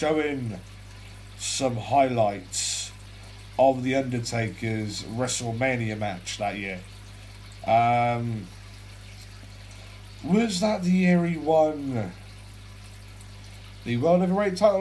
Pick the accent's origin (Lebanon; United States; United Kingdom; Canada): United Kingdom; England; I'm a 17 year old Brit, right, I'm from England